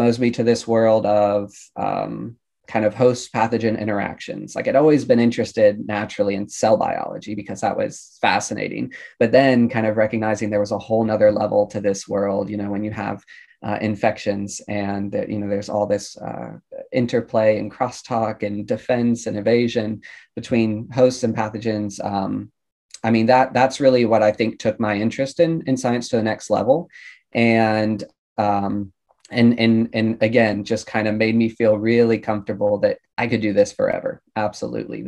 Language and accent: English; Georgia, United States; moved away as an adult; now in Baltimore, United States; I'm originally from Georgia